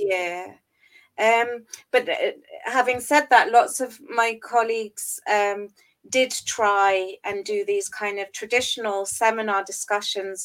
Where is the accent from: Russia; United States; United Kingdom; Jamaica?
United Kingdom; England; moved away as an adult; now in Berlin, Germany; I'm originally from England, and that's where uh, I completed my studies